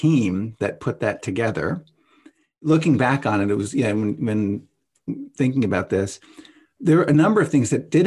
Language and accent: English; St. Louis Park, Minnesota, United States; here in my hometown of St. Louis Park